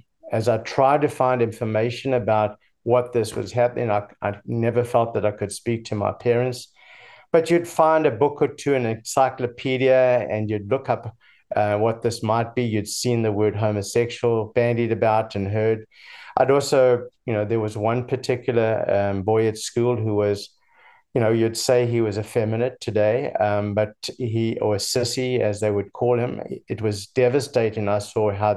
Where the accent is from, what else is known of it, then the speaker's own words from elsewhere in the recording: Durban, KwaZulu-Natal, South Africa; now in United States; I was born in Durban, South Africa, in the early 60s